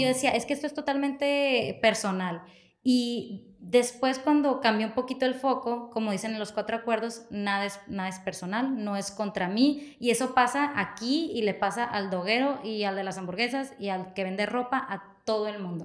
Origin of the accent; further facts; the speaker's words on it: Ciudad Obregón, Sonora, Mexico; also born or lived in Mexico City; yo quería regresar a mi pueblo. y regreso en el dos mil dieciocho